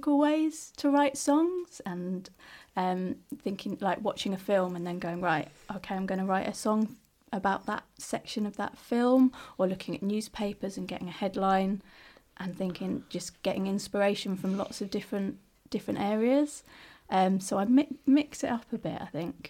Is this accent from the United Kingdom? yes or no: yes; London, United Kingdom; moved away as an adult; also born or lived in Sheffield / Ireland / Irish background; now in Leeds, United Kingdom; I'm from South London originally, so that's kind of where I grew up